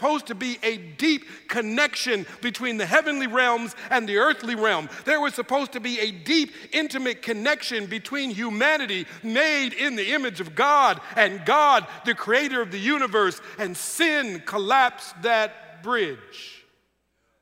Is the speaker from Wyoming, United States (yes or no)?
no; Minneapolis, Minnesota, United States; moved away as an adult; now in Sacramento, United States; we're both originally from Minneapolis, Minnesota.